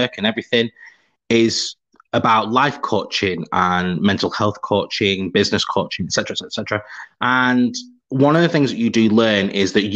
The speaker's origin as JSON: {"language": "English", "town": "Preston", "region": "North West England", "country": "United Kingdom", "said": "I'm from Preston. Where's that? Oh, it's near Manchester"}